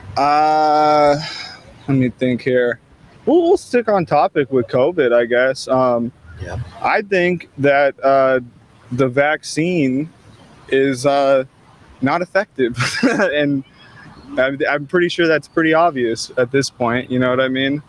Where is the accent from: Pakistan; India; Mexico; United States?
United States; California; I'm from California, just not the area